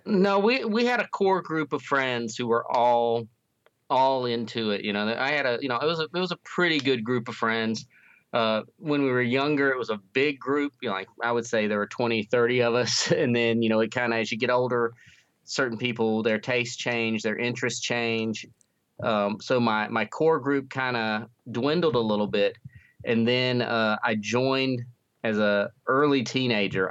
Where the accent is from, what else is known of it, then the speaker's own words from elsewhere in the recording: North Carolina, United States; now in Missouri, United States; I grew up in North Carolina, but I've been in Missouri for a long time now